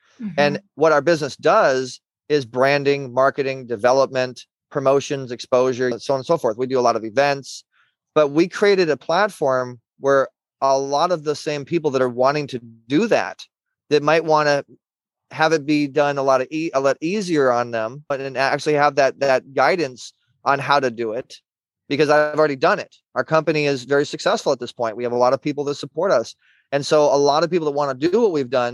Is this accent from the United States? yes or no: yes; Orange County, California, United States; I'm from Orange County.